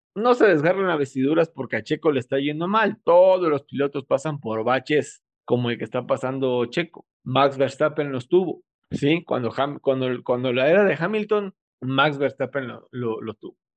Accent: Mexico; Soy mexicano

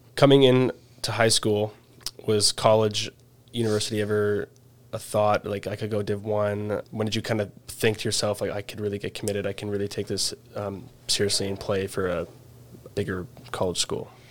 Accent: Canada; I'm Canadian

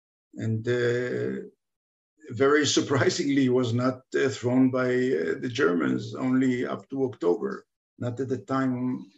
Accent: Budapest, Hungary; born there; I can get a Hungarian citizenship. I can get a Hungarian passport. I was born in Budapest.

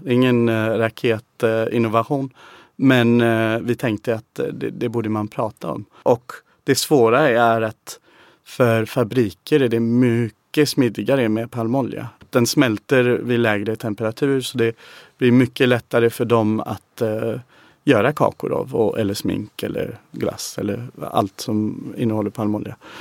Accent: England, United Kingdom; Swedish is a second language; moved away as an adult; now in Sweden; man kommer från England

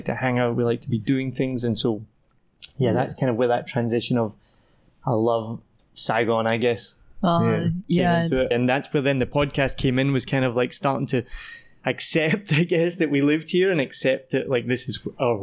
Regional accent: Scotland, United Kingdom; also born or lived in Wellington, New Zealand; now in Vietnam; I'm from Scotland

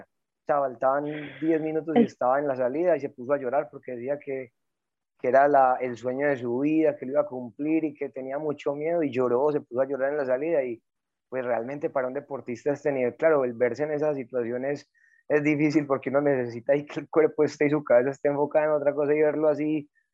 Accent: Antioquia, Colombia; soy de Antioquia.

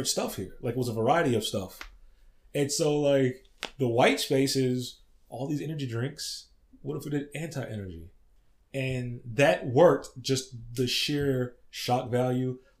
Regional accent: Texas, United States; I grew up in Texas

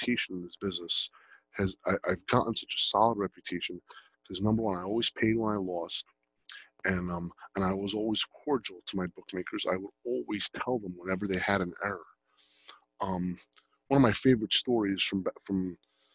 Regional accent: Jersey City, New Jersey, United States; I was born and raised in Jersey

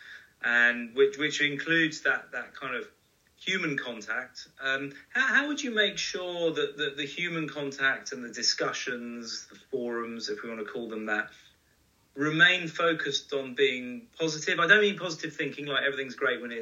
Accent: United Kingdom; as a Brit, we moan.

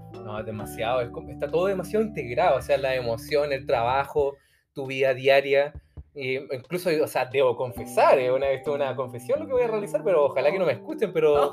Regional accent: Santiago, Santiago Metropolitan, Chile; toda mi vida he vivido en la ciudad de Santiago, amo Santiago

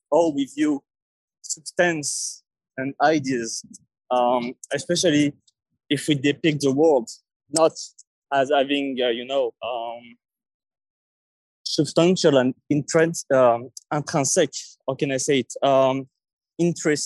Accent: Paris, Île-de-France, France; English is a second language; from Paris.

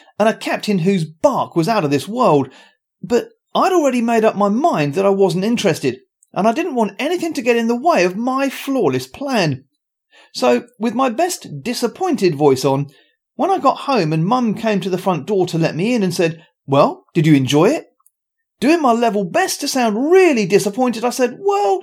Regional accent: Luton, East of England, United Kingdom; I was born in Luton at a very early age

